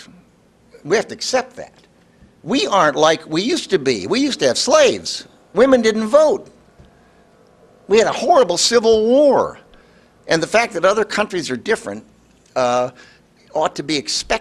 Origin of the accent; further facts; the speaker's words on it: Illinois, United States; I'm from Illinois